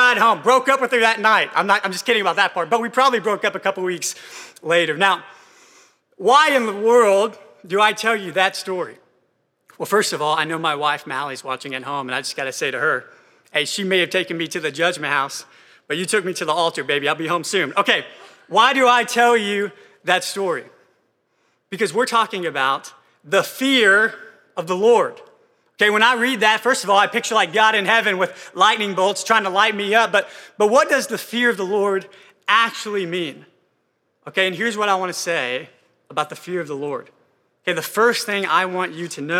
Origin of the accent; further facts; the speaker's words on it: Texas, United States; I'm from Texas